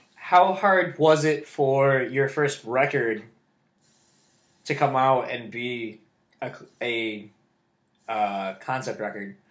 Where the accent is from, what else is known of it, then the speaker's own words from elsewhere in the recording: Kalamazoo, Michigan, United States; also born or lived in Delaware / Grand Rapids, Michigan; I grew up in Kalamazoo, coming up to Grand Rapids